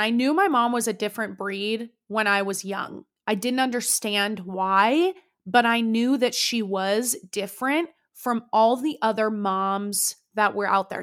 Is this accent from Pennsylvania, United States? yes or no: no; Danville, California, United States; Danville, California is where I was, like, raised